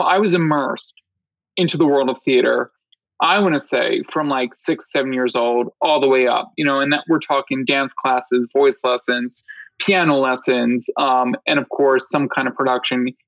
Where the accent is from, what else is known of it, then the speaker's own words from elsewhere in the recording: Philadelphia, Pennsylvania, United States; moved away as an adult; now in New York City, United States; I was born and raised in Philadelphia